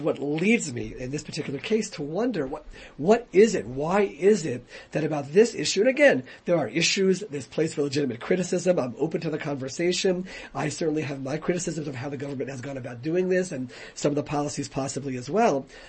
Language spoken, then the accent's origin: English; United States; moved away as an adult; now in Israel; I grew up in the United States